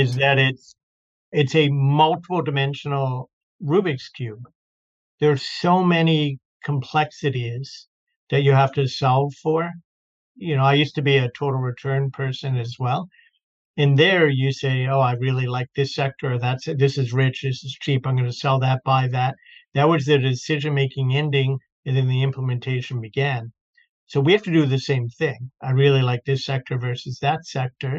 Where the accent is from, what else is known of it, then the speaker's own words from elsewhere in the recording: Baltimore, Maryland, United States; moved away as an adult; also born or lived in New York / London / Florida; now in Boston, United States; I grew up in Baltimore